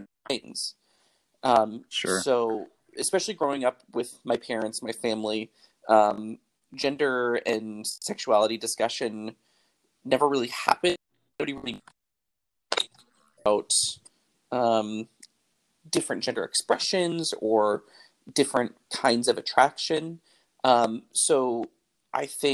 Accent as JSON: {"language": "English", "town": "Milwaukee", "region": "Wisconsin", "country": "United States", "tie": "born or raised there", "moved": "yes", "lives_now": "St. Louis, United States", "said": "I was born and raised in Milwaukee, Wisconsin"}